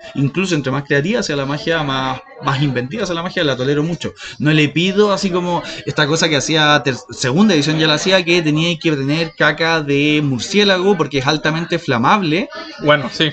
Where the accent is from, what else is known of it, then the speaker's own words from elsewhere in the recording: Chile; accent: Chilean; first language Spanish; somos chilenos